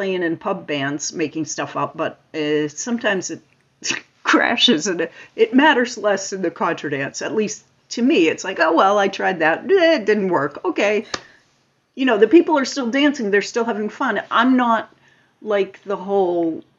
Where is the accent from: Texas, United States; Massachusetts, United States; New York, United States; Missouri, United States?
Massachusetts, United States; Lincoln; now in Falmouth, United States; I grew up in Lincoln, Massachusetts, and Ted Sinella had these dances